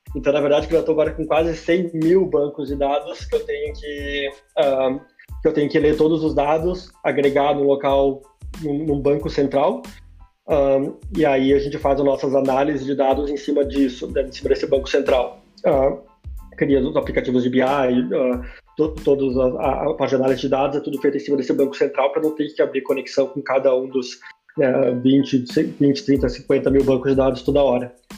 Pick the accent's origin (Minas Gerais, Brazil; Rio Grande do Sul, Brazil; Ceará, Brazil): Rio Grande do Sul, Brazil; Caxias do Sul; moved away as an adult; also born or lived in Florianópolis, Brazil / Netherlands; now in Canada; saí de Caxias do Sul, lá na Serra Gaúcha, tomando meu vinho, comendo, comendo salame com queijo e, e, e hoje estou aqui no Canadá